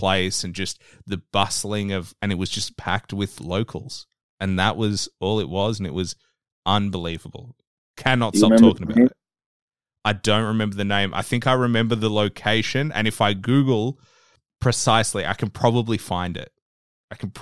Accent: Australia; I'm from Australia.

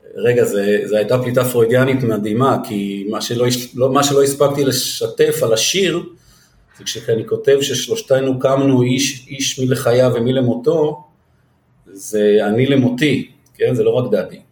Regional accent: Israel; מגיע צוצי כזה מנווה שאנן

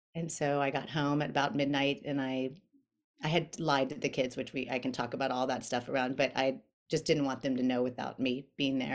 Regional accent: Winter Park, Florida, United States; moved away as an adult; also born or lived in North Carolina; now in El Segundo, United States; I grew up in Winter Park, Florida

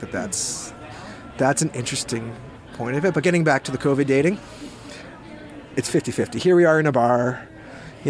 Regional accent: Hamilton, Ontario, Canada; also born or lived in Victoria, British Columbia; now in Smithers, Canada; growing up in Hamilton, Ontario in the 80s

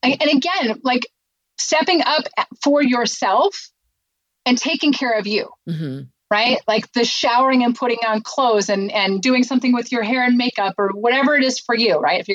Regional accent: Minnesota, United States; now in Cincinnati, United States; I grew up in Minnesota

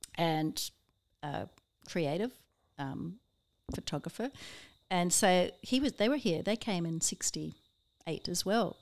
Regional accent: Southern Ontario, Canada; moved away as an adult; now in Byron Bay, Australia; I'm from Canada, Southern Ontario

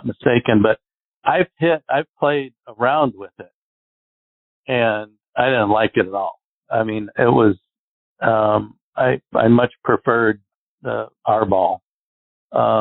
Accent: Arizona, United States; I grew up in Arizona where we get no wind here

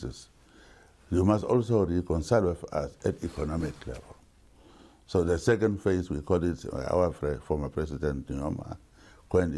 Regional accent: Namibia; I bought a farm where I was born to call it my home.

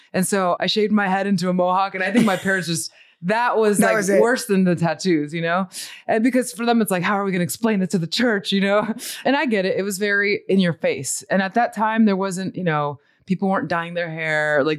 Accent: Montemorelos, Nuevo León, Mexico; born there; So I was born in Mexico. I was born in a little pueblito que se llama Montemorelos.

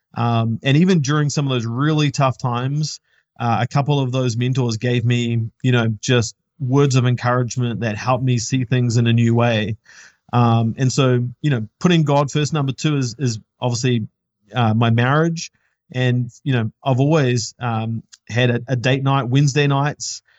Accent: New Zealand; now in United States; we're not from the States, we're from New Zealand

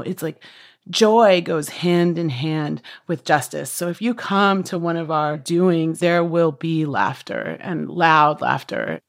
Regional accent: Washington, United States; I'm from the Swinomish and Tulalip tribes here in Washington State

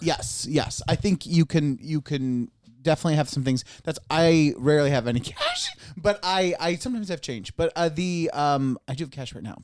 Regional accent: Bainbridge, New York, United States; moved away; my hometown, Bainbridge

